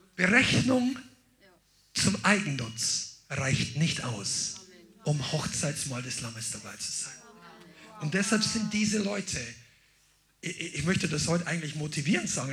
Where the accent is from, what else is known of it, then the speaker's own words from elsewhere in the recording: Amberg, Bavaria, Germany; meiner Geburtsstadt Amberg